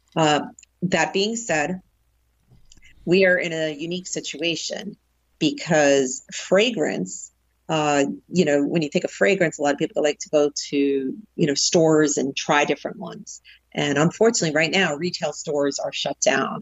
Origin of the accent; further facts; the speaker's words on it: New Jersey, United States; also born or lived in New York City; growing up in the North Jersey area